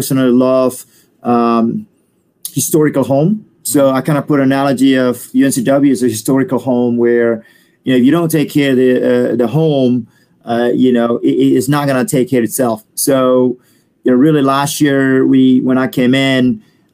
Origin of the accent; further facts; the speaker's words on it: Bali, Indonesia; English is a second language; moved away; also born or lived in Perth, Australia; I'm from Bali, and then I live in Australia for about a year and a half.